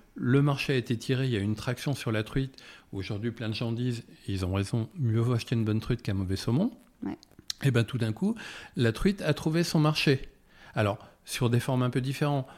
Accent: Paris, Île-de-France, France; also born or lived in Loir-et-Cher (family roots, Sologne); comme beaucoup de Parisiens, euh, j'ai des, racines en région et moi je suis issu de l'Orécher, où ma famille est dans le secteur agricole depuis quatre générations

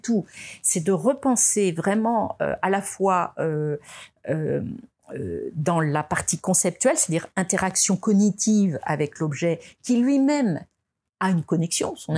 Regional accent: France; on est français, hein, on est français

